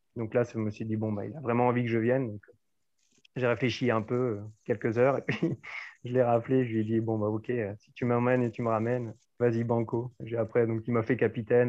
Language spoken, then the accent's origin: French; Auxerre, Bourgogne-Franche-Comté, France; moved away as an adult; also born or lived in Dijon / Bordeaux; moi j'ai vécu euh, toute mon enfance jusqu'à mes 18 ans hein, à, Auxerre, dans la ville d'Auxerre